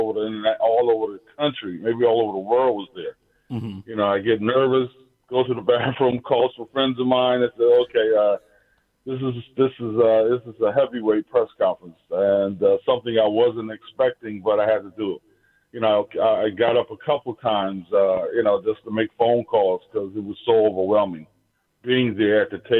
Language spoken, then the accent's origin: English; Philadelphia, Pennsylvania, United States; the city that I grew up in Philadelphia